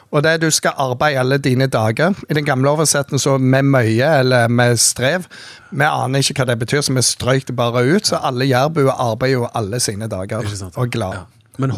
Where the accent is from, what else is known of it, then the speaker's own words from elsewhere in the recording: Bergen, Vestland, Norway; born there; Du, jeg er født i Bergen, og ja.